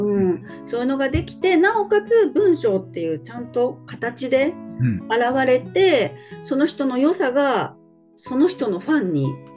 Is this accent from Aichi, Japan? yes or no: yes; Nagoya, Aichi, Japan; 私はえっと名古屋出身で名古屋在住